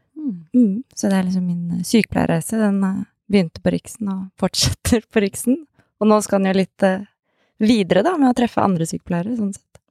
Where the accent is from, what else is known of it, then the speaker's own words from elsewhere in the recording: Oslo, Norway; Er 32 eh, år. Født og oppvokst i Oslo